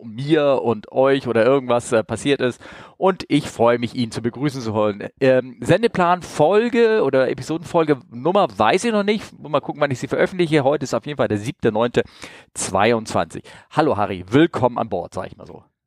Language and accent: German; Northern Germany, Germany; als Norddeutscher. Das ist bei uns gleich um die Ecke hier in Norddeutschland.